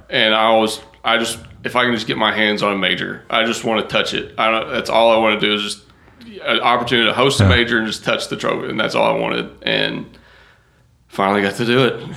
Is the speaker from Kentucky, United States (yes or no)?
yes; Wilmore, Kentucky, United States; now in Western New York, United States; I'm originally from Wilmore, Kentucky. And that's yeah. where we're moving back